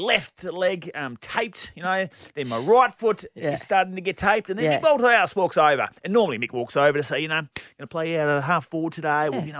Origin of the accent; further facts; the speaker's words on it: Bassendean, Western Australia, Australia; I grew up in Bassendean